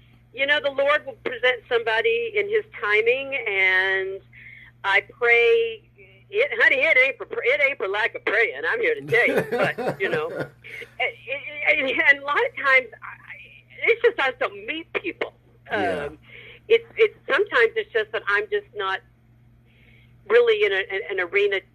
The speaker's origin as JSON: {"language": "English", "town": "Jacksonville", "region": "Florida", "country": "United States", "tie": "born or raised there", "moved": "yes", "lives_now": "Los Angeles, United States", "said": "my hometown of Jacksonville"}